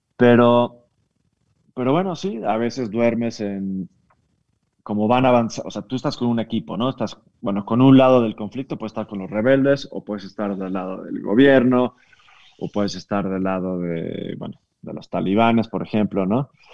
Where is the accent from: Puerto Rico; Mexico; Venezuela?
Mexico; De México